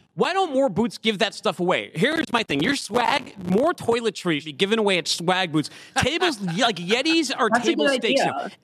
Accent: Boston, Massachusetts, United States; now in Chattanooga, United States; I'm from Boston.

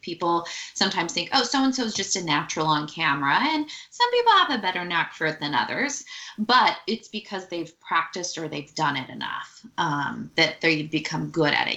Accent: Silicon Valley, California, United States; I grew up in Silicon Valley

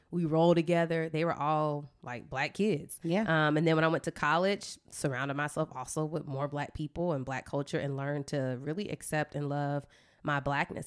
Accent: East Point, Georgia, United States; I'm from East Point

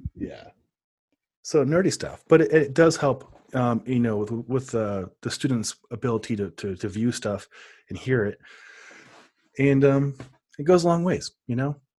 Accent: Omaha, Nebraska, United States; now in Denver, United States; I grew up in Omaha, too, so I, I know the culture there

